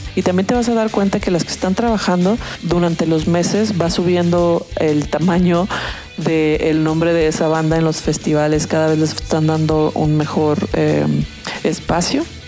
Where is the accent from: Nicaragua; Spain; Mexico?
Mexico; Guadalajara, Jalisco; yo soy de Guadalajara